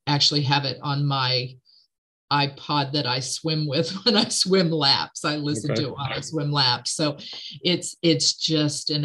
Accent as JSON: {"language": "English", "area": "near Athens", "region": "Ohio", "country": "United States", "tie": "born or raised there", "said": "I grew up in Athens, Ohio. I grew up not far from there."}